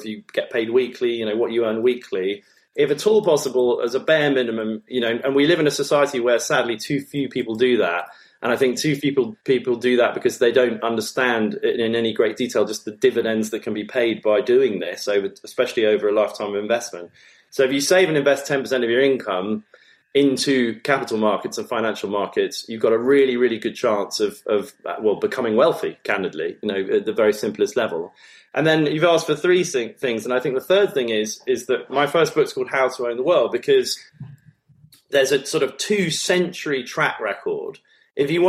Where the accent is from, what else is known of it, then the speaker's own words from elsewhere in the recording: United Kingdom; as British nationals